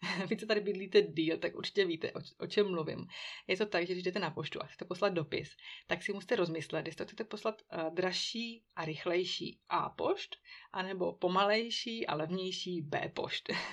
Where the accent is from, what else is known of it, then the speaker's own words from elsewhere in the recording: Czechia; now in Switzerland; u nás v Čechů